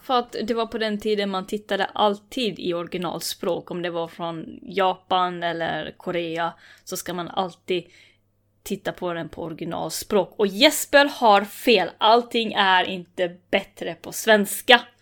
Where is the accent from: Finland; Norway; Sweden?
Finland; jag är ändå finne